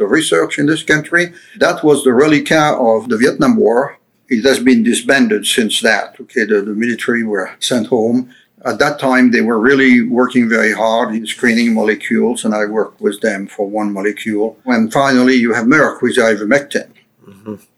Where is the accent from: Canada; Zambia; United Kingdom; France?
France; Paris, Île-de-France; English is a second language; moved away as an adult; also born or lived in Lyon, France; now in Florida, United States; I grew up in Paris and I went to the University of Paris and I left Paris in 1992